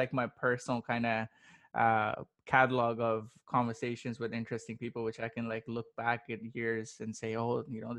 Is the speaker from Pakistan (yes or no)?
yes; Pakistan; I come from Pakistan, born and raised